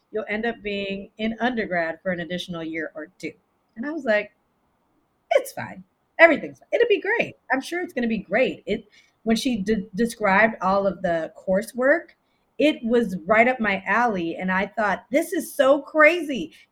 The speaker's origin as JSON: {"language": "English", "country": "Japan", "tie": "born or raised there", "also_born_or_lived": "Italy", "lives_now": "United States", "said": "so I'm Belizean from Central America, but I was born in Italy but I was raised, my formative years I spent in Japan, but I was also raised in America as well."}